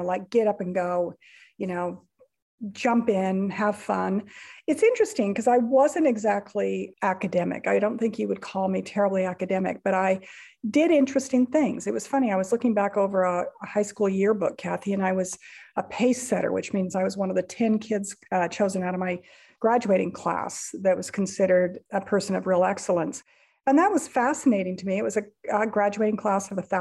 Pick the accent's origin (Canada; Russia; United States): United States; Rocky Mountains; I was raised in the Rocky Mountains